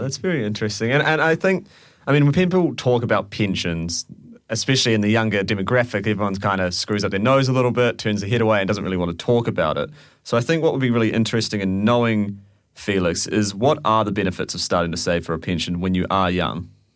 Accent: New Zealand; moved away; I'm from New Zealand

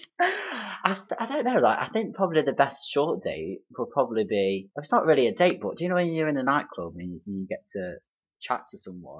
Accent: Derby, East Midlands, United Kingdom; I'm actually from Derby

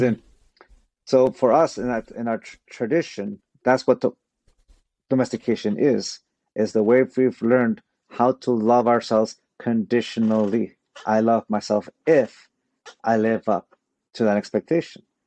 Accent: San Diego, California, United States; also born or lived in Tijuana, Mexico; I was born in San Diego, California

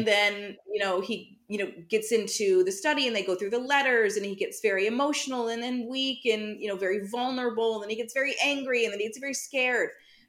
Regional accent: United States; as an American

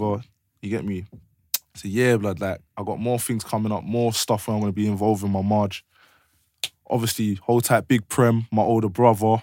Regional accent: London, United Kingdom; I'm from Blue Borough

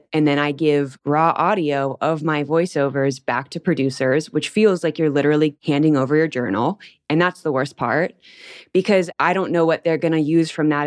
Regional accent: Anaheim, California, United States; moved away as an adult; also born or lived in Long Beach, California / Paris / Australia; now in Nebraska, United States; I was born in California and I grew up in Anaheim right next to Disneyland.

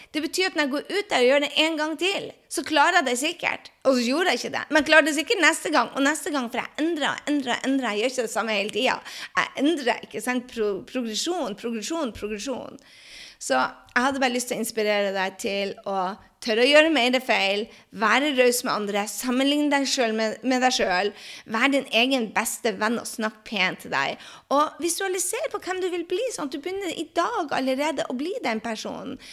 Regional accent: Norway; moved away as an adult; also born or lived in Drøbak, Norway / New York, United States / France; now in United States; mange av oss hjemme i Norge

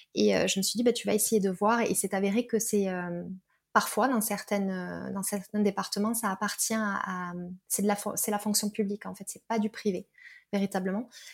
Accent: Perpignan, Occitania, France; now in Toulouse, France; j'habite à Toulouse, je suis originaire de Perpignan

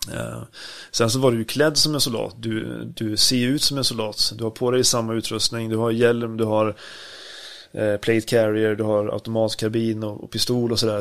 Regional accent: Sweden; hemma i Sverige

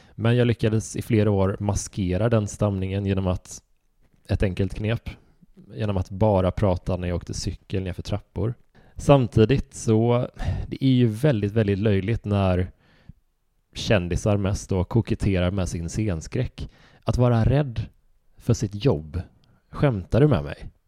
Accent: Horred, Västra Götaland, Sweden; jag växte upp i Horröd

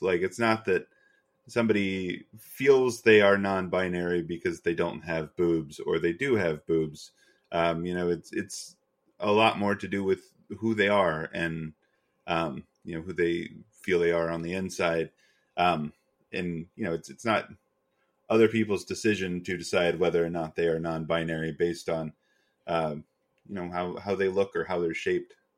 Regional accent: Western North Carolina, United States; I grew up largely in Western North Carolina

